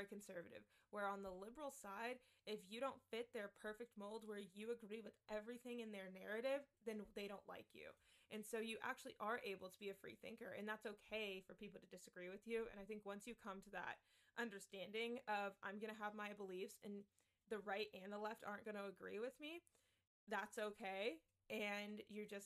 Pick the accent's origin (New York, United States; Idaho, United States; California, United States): California, United States; I grew up in California